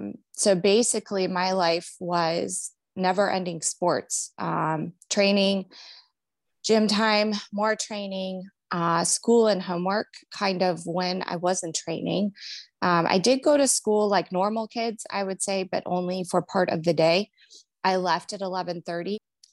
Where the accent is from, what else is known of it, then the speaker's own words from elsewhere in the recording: Cleveland, Ohio, United States; now in Cincinnati, United States; So I'm from Cleveland, Ohio, but I settled here in Cincinnati, Ohio, where I'm married.